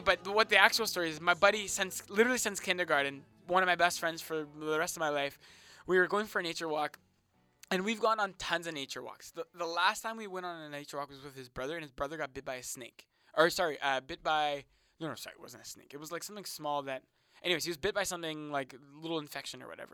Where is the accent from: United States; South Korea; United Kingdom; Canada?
Canada; Otterburn, Manitoba; I'm from Otterburn